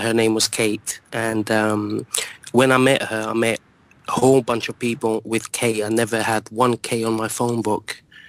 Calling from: London, United Kingdom; I'm calling from London.

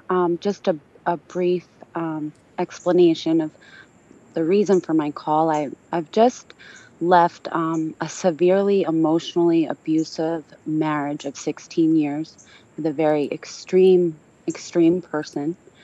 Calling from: Pennsylvania, United States; I'm calling from Pennsylvania.

